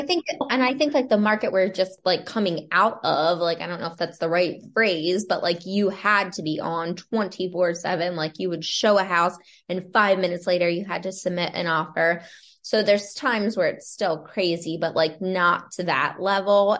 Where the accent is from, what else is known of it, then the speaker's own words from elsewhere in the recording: Lancaster County, Pennsylvania, United States; moved away as an adult; now in Towson, United States; I grew up in Lancaster County, Pennsylvania, in a small town, moved to Maryland right after graduating from college